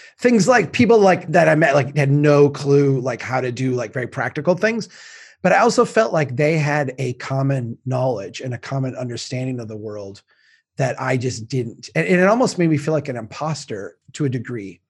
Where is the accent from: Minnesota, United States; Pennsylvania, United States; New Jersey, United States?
Minnesota, United States; Baxter; I grew up in Baxter and I'm from Brainerd